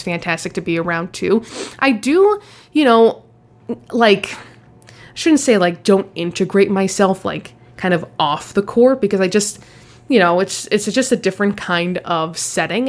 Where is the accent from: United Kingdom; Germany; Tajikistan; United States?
United States; Los Angeles, California; moved away as an adult; also born or lived in Rochester, New York; I grew up in Los Angeles.